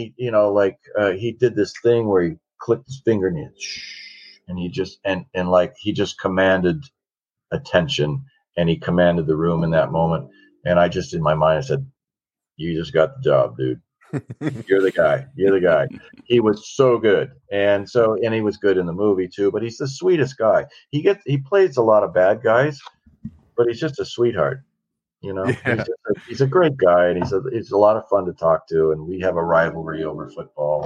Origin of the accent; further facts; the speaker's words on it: Washington, United States; growing up in Washington and hunting and fishing and eating wild game